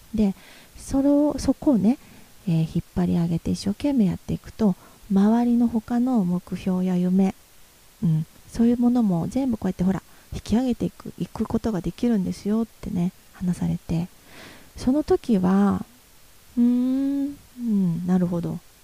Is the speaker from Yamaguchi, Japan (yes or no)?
yes; Yamaguchi, Japan; moved away as an adult; also born or lived in Tokyo / Nagoya; 私のふるさとである山口県